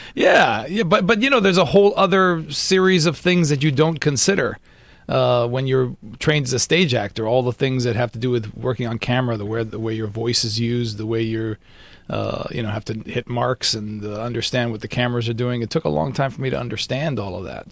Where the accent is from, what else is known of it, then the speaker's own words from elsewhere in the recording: Miami, Florida, United States; moved away as an adult; now in Los Angeles, United States; I'm Cuban from Miami